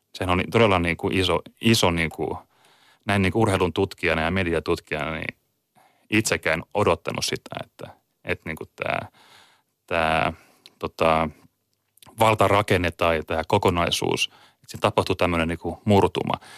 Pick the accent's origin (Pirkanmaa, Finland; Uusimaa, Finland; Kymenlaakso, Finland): Kymenlaakso, Finland; Kotka; now in Tampere, Finland; olen muuttanut Tampereelle joskus vuonna 2002 ja olen lähtöisin Kotkasta